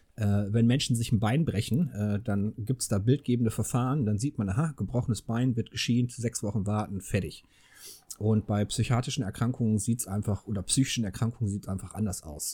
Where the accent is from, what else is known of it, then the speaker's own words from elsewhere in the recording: Ruhr area, North Rhine-Westphalia, Germany; now in Engelskirchen, Germany; ich bin ja im Ruhrgebiet geboren worden